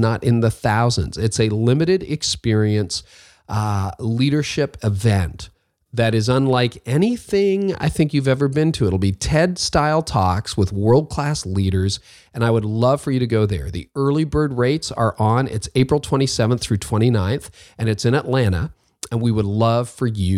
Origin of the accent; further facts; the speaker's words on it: Toronto, Ontario, Canada; I'm from Toronto